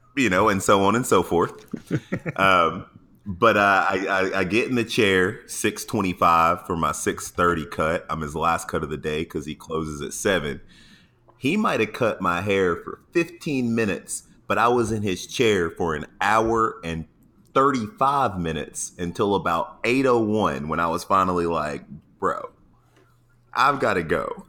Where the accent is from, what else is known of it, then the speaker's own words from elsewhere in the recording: Atlanta, Georgia, United States; now in San Diego, United States; I'm from Atlanta